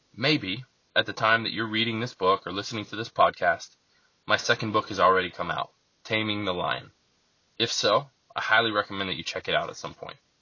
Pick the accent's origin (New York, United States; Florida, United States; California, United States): Florida, United States; Lakeland; also born or lived in Bartow, Florida; I was raised in Lakeland, Florida, which is just a bigger small city next to Bartow